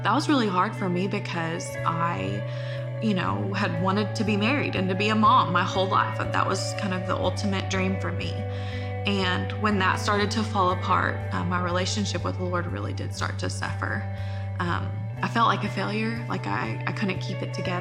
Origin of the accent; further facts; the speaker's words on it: Longview, Texas, United States; I grew up in Longview